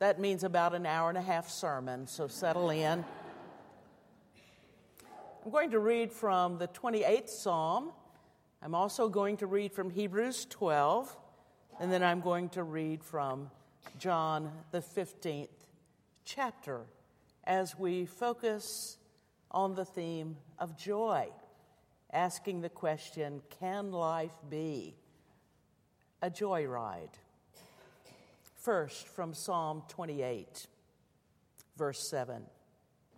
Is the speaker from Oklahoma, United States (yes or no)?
yes; Muskogee, Oklahoma, United States; my hometown of Muskogee, Oklahoma